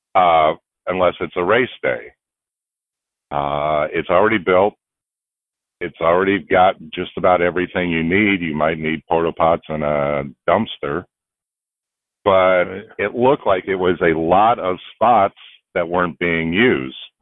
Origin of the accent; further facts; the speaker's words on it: Houston, Texas, United States; I'm from Houston, Texas